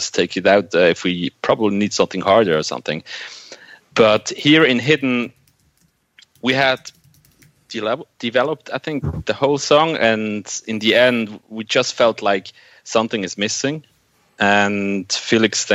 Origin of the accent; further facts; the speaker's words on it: Switzerland; we in Switzerland